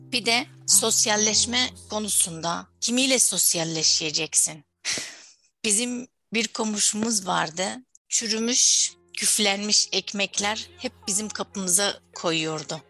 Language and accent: Turkish; Syria; Turkish is a second language; moved away as an adult; now in Turkey; Suriyeli misin? Evet dedim